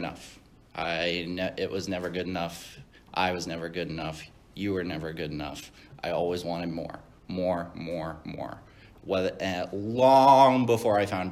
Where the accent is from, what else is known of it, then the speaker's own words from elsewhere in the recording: Virginia, United States; I was born in Virginia.